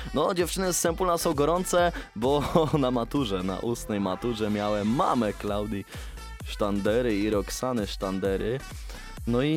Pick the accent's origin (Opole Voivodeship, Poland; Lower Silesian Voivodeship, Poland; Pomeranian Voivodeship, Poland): Pomeranian Voivodeship, Poland; Sworne Gacie; pochodzę ze Sfornych Gaci